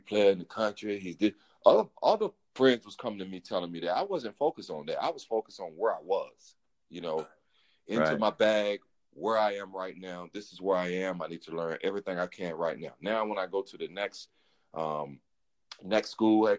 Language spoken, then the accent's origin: English; Elizabeth City, North Carolina, United States; I'm from Elizabeth City. I grew up in Elizabeth City